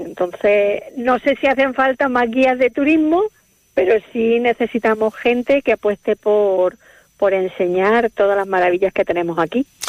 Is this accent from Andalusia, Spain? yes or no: yes; Córdoba, Andalusia, Spain; also born or lived in Madrid; now in Palencia, Spain; sí, soy de Córdoba